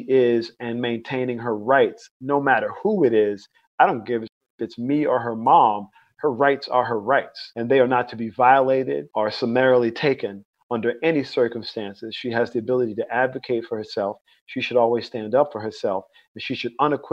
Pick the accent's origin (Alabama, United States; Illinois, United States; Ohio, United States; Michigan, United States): Alabama, United States; Mobile; now in North Carolina, United States; I was born in Mobile, Alabama. I grew up in the Deep South